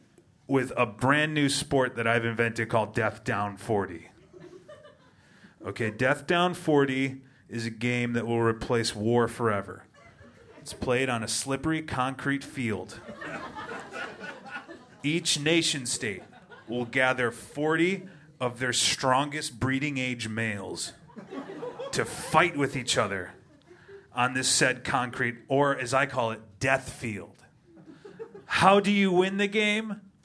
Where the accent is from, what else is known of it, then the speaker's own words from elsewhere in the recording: Rantoul, Illinois, United States; I'm from Rantoul, Illinois. It's halfway in between Champaign-Urbana and Chicago, Illinois.